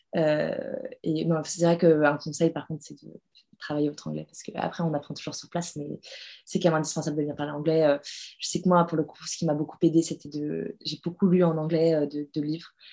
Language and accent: French; France; moved away as an adult; now in New York, United States; en tant que française